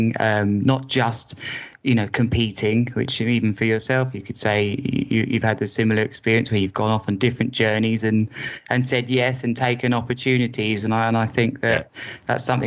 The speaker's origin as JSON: {"language": "English", "town": "Worthing", "region": "South East England", "country": "United Kingdom", "tie": "born or raised there", "said": "I've always lived in Worthing as my hometown, which is an hour south of London"}